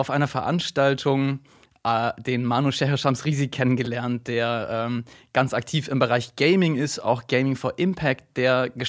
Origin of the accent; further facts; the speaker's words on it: Argentina; ich bin selbst in Argentinien aufgewachsen und wurde da natürlich mit, dem, äh, mit der Fußballleidenschaft infiziert.